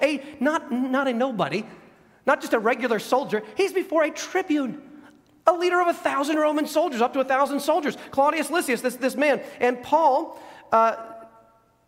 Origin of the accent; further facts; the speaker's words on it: United States; us here as American citizens.